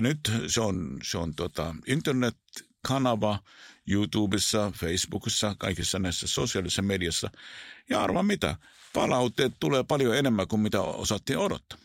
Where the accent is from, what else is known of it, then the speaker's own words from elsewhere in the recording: Israel; Finnish is a second language; moved away; Mä oon syntynyt siellä, kasvanut siellä